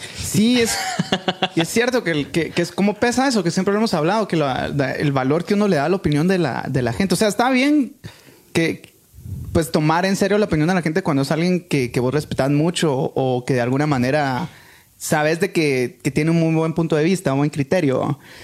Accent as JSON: {"language": "Spanish", "country": "Guatemala", "said": "somos buenos los chapines"}